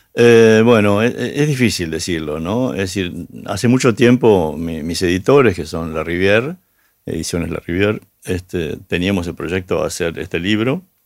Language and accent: Spanish; Argentina; somos los argentinos